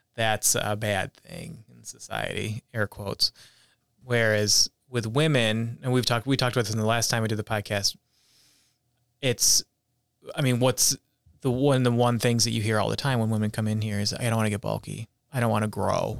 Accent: Whitesboro, New York, United States; growing up in Utica, New York, in a town called Whitesboro

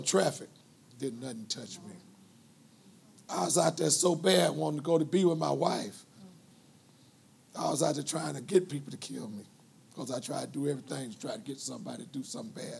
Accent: Los Angeles, California, United States; moved away as an adult; I'm from Los Angeles.

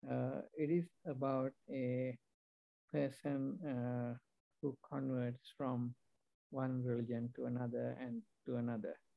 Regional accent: Sri Lanka; also born or lived in England / New Zealand / Australia; now in United States; right now I live in the US, uh, but uh, I'm originally from Sri Lanka. I have lived and worked in many countries, uh, including uh, England, uh, New Zealand

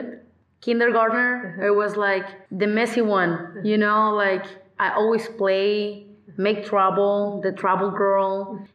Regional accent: San Felipe, Baja California, Mexico; English is a second language; also born or lived in Mexicali; I'm from San Felipe. I born in Mexicali, actually, but right away, San Felipe again. Mm-hmm. So I spent all my life here.

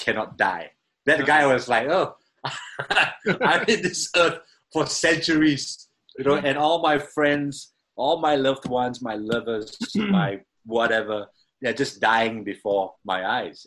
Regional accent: Singapore; I'm a drummer from Singapore

